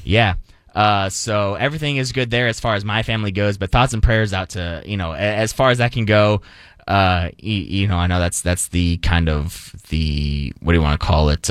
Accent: Phoenix, Arizona, United States; also born or lived in El Paso, Texas; now in Dallas, United States; my hometown I consider is Phoenix

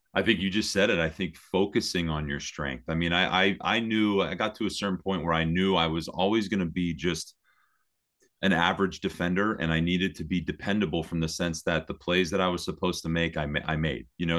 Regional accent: Hazleton, Pennsylvania, United States; also born or lived in Berwick, Pennsylvania; I was born in Berwick, but, uh, but, but lived in the Hazleton area my whole life.

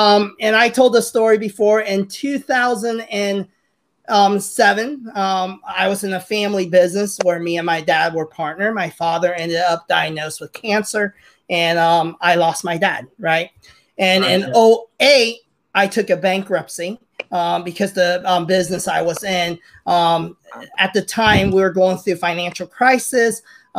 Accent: Hong Kong; now in United States; So I'm Chinese. I'm immigrant from Hong Kong to the U.S. and very typical Chinese race family, right? My mom and dad came here because 1997 happened. We knew China was going to take over Hong Kong, so we immigrated to the U.S.

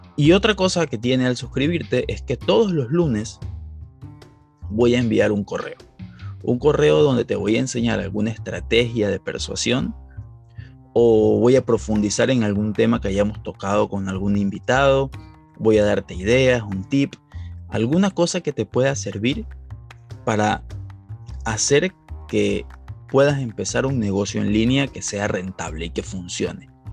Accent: Ecuador; en Ecuador, que es de donde yo soy

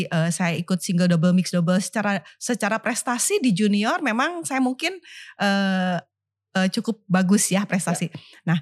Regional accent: Tasikmalaya, West Java, Indonesia; masa kecil saya ya waktu di Tasik itu sebetulnya kami e, dari keluarga kurang mampu waktu itu.

